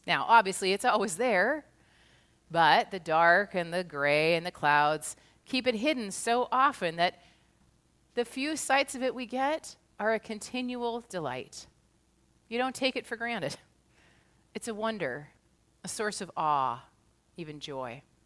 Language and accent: English; United States; also born or lived in Kirkland, Washington; As an American